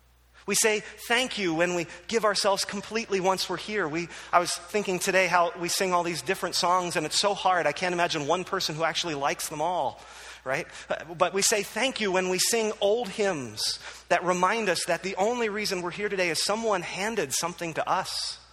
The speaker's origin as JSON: {"language": "English", "town": "Philadelphia", "region": "Pennsylvania", "country": "United States", "tie": "born or raised there", "said": "My love for Philadelphia sports is undimmed. I grew up in Philadelphia. I love Philadelphia."}